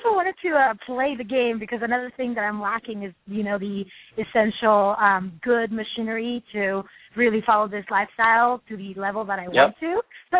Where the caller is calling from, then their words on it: Berkeley, California, United States; I'm calling from Berkeley.